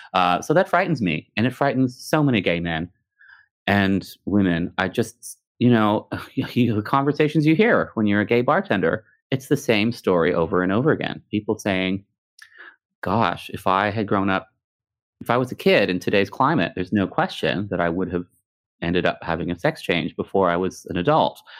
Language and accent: English; Canada; also born or lived in Texas (family); my family is from Texas, but I grew up in Canada